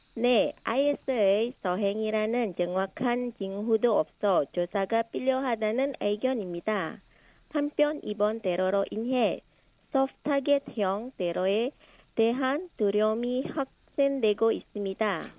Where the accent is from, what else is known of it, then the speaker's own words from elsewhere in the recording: Indonesia; moved away as an adult; now in South Korea; 인도네시아에서 남편을 만나서 결혼하고 한국에 오게 됐습니다.